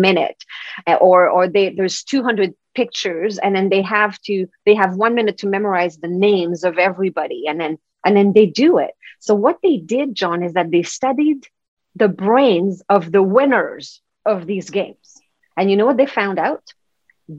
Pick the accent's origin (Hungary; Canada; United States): Canada; Quebec; English is a second language; now in Vancouver, Canada; I'm from Quebec. So that's the French part of Canada.